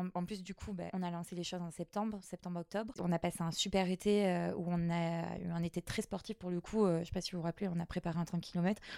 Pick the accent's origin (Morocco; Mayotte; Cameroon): Mayotte; moved away; also born or lived in Guadeloupe; je suis de Mayotte